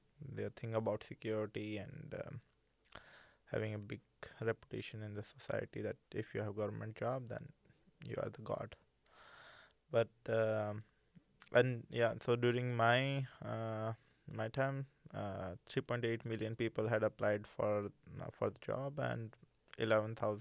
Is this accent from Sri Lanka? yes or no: no; India; moved away as an adult; now in Norway; I come from India